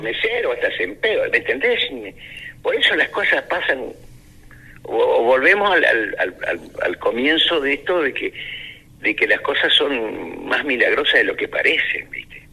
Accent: Argentina; los argentinos acá somos muchos descendientes andaluces

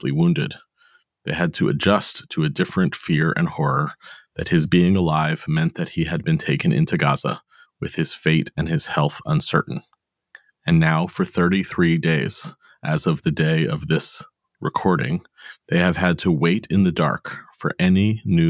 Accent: United States; we are American-born parents of Jewish teens and young adults

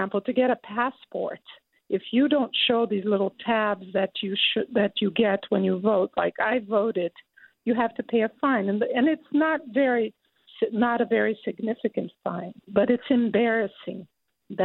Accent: Brazil; now in Berkeley, United States; I'm from Brazil

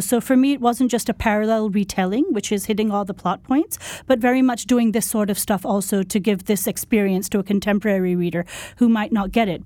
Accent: Pakistan; moved away; when I was growing up in Pakistan in the nineteen eighties

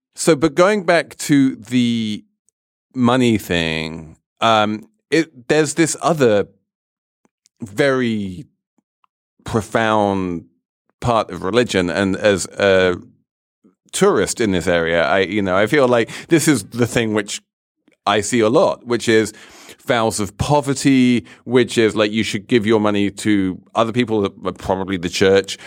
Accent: England, United Kingdom; I grew up in the Church of England

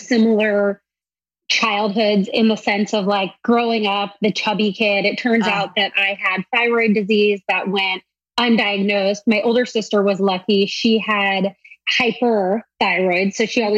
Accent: San Diego, California, United States; I grew up in San Diego

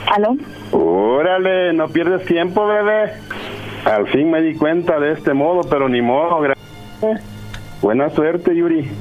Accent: El Salvador; también de El Salvador, de ahí el mismo lugar

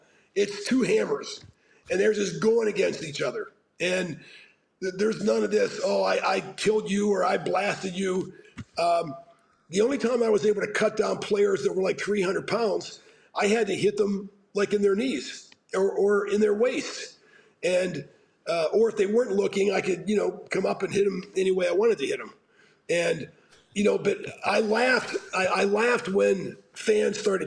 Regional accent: Pittsburgh, Pennsylvania, United States; moved away; growing up in Pittsburgh

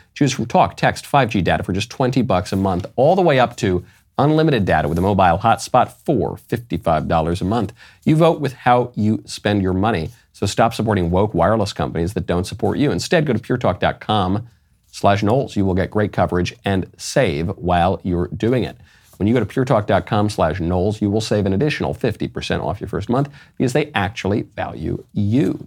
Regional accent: New York City, New York, United States; as a New Yorker by birth

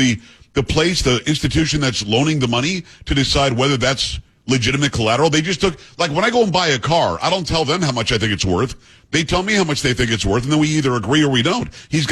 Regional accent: Palm Beach County, Florida, United States; I'm from Palm Beach County, but I wasn't from the ritzy part.

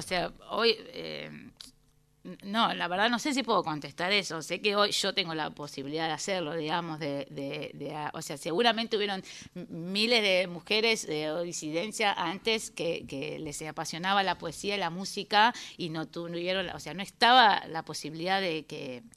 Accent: Buenos Aires, Argentina; Yo soy porteña

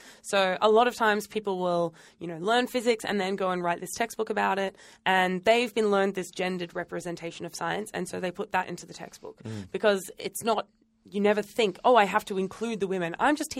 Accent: New South Wales, Australia; now in Western Australia, Australia; But originally I'm from New South Wales

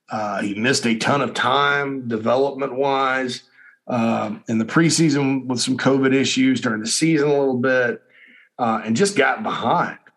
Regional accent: Spartanburg, South Carolina, United States; in my hometown of Spartanburg, my beloved hometown of Spartanburg.

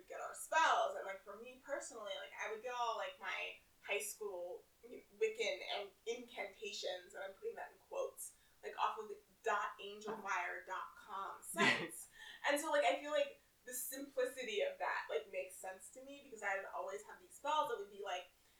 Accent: Maplewood, New Jersey, United States; in my hometown, like, I'm from this, like, weird small town in New Jersey. I'll just say it. It's Maplewood.

